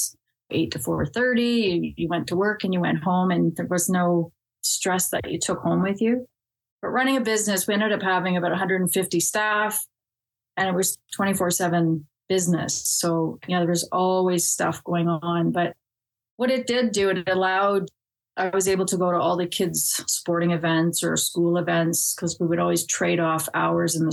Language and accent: English; Innisfil, Ontario, Canada; also born or lived in Toronto; I was born in Toronto. We lived there just for about 3 months, and then my parents moved up to Innisfil, Ontario, which is about an hour's north of Toronto